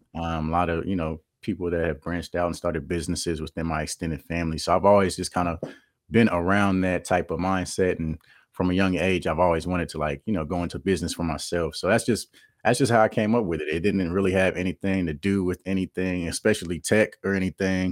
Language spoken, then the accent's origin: English; Kansas City, Missouri, United States; I'm from Kansas City, Missouri, born and raised